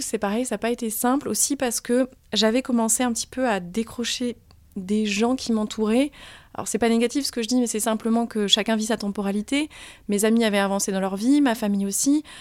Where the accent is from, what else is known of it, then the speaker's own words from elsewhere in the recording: Limoges, Nouvelle-Aquitaine, France; moved away as an adult; also born or lived in New York / Nairobi; now in Paris, France; je suis de Limoges